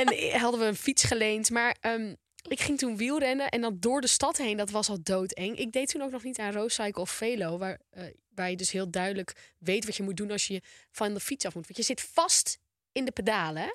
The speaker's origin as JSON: {"language": "Dutch", "town": "Volendam", "region": "North Holland", "country": "Netherlands", "said": "Ik ben een Volendammer"}